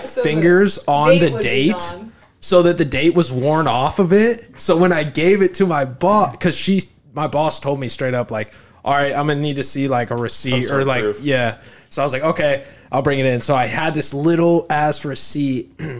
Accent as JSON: {"language": "English", "country": "Ireland", "said": "Dude, I am Irish."}